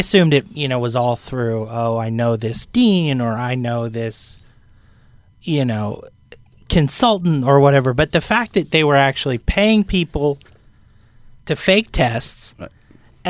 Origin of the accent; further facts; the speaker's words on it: Connecticut, United States; I grew up in Connecticut